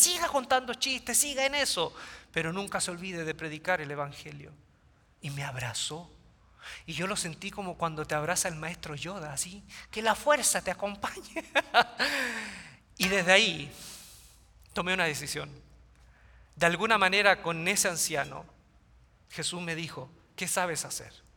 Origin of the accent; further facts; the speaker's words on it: Quilpué, Valparaíso, Chile; mi ciudad natal, Quilpué, queda cerca de Viña del Mar, Chile, litoral central